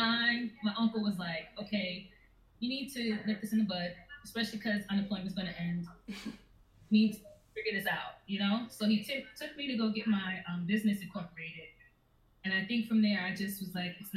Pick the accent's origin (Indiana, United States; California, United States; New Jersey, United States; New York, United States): New York, United States; New York City; I grew up in Brooklyn